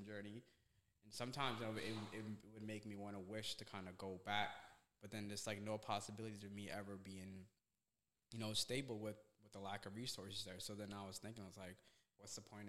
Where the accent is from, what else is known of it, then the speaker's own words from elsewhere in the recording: Somalia; also born or lived in Vermont, United States; now in United States; I was born in Somalia, which is East Africa